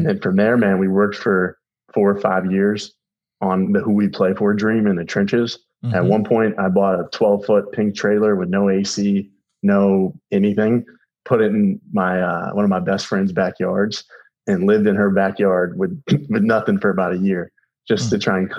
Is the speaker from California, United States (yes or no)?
no; Tallahassee, Florida, United States; Even though I grew up in Talley